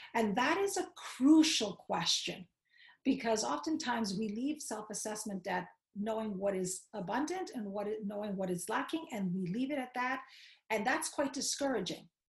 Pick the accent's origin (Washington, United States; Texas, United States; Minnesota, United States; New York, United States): New York, United States; New York City; I grew up in Queens. As a matter of fact, I grew up in the hood of Queens